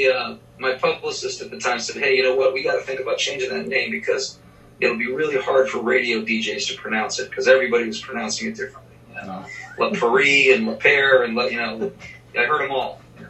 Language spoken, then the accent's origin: English; Boston, Massachusetts, United States; now in Nashville, United States; I'm from Boston, Massachusetts originally, so I did some auditions in Boston